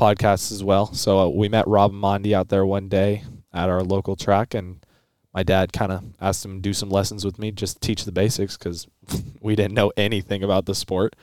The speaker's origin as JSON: {"language": "English", "region": "Colorado", "country": "United States", "said": "I'm from Colorado."}